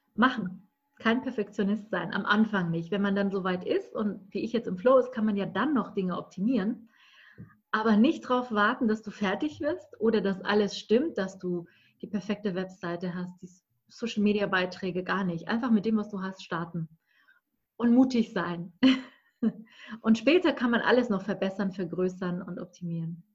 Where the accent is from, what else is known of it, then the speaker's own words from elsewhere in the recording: Berlin, Germany; ich komme aus Berlin